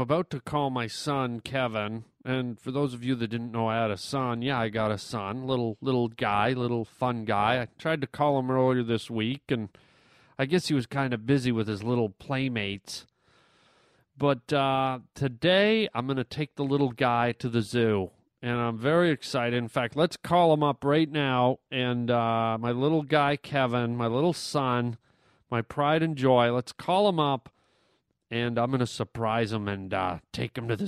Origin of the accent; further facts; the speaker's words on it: Canada; moved away as an adult; now in United States; I was born in Canada. I was raised in Canada. Moved here when I was about 28, 29 years old, and have lived here the rest of the time